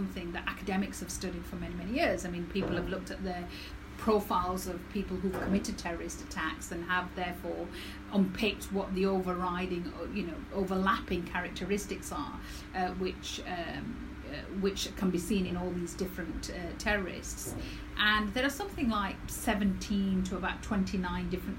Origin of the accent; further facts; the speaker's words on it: Dewsbury, Yorkshire and the Humber, United Kingdom; I was born and raised in Dewsbury